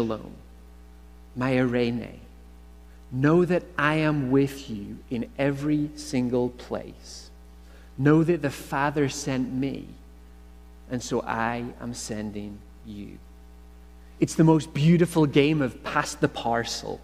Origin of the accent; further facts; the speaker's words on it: Northern Ireland, United Kingdom; accent: Irish; moved away as an adult; now in Canada; Growing up in Northern Ireland